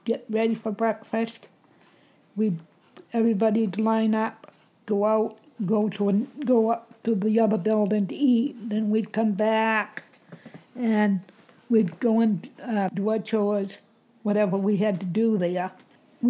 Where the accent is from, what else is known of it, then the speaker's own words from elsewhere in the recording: Bangor, Maine, United States; also born or lived in Pineland, Maine; I was born and brought up in Bangor.